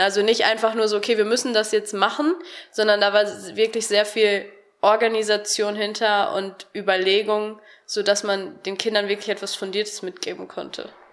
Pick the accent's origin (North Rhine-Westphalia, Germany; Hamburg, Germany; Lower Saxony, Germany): North Rhine-Westphalia, Germany; Harsewinkel; moved away as an adult; now in Cologne, Germany; Ich komme aus Hasewinkel, das ist im Kreis Gütersloh